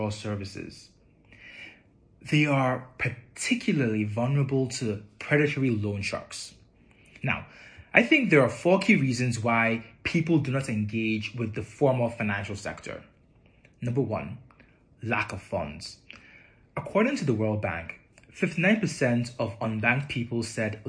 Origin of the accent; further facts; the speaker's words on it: Nigeria; moved away; also born or lived in Europe / North America; I was born in Nigeria. I've been fortunate to have lived and worked in Europe and North America and Africa.